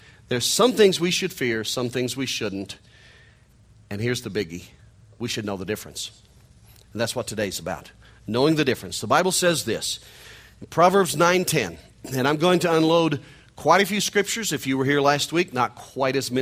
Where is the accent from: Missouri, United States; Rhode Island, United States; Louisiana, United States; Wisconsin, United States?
Missouri, United States; accent: nasal hillbilly twang; I'm from Missouri. I'm a hillbilly from Missouri. You can hear it in my nasal hillbilly twang.